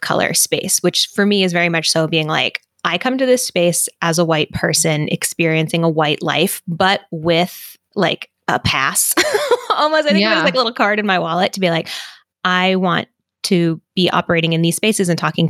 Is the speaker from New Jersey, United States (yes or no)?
no; Massachusetts, United States; moved away; I'm from Massachusetts originally